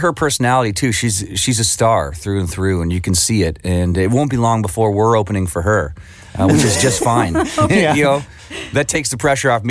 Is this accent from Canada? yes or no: yes; St. Catharines, Ontario, Canada; St. Catharines, which was my hometown